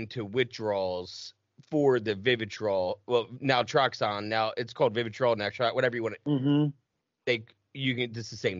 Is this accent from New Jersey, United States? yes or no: yes; right outside of Cherry Hill, New Jersey, United States; accent: Jersey; moved away; also born or lived in Carver, Massachusetts; I grew up right outside of Cherry Hill